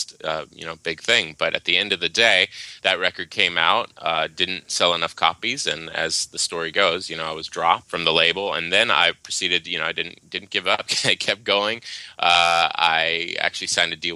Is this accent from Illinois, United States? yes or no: no; Waimanalo, Hawaii, United States; moved away; also born or lived in Seattle / Los Angeles; I was born and raised in Hawaii, a little town called Waimanalo on the island of Oahu